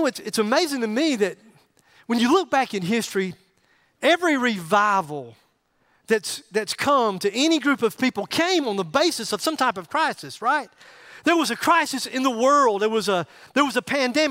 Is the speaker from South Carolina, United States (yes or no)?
yes; Greer, South Carolina, United States; I'm from Greer